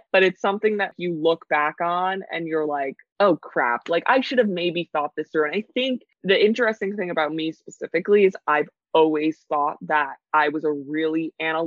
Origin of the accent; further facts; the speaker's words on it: New York City, New York, United States; growing up in New York City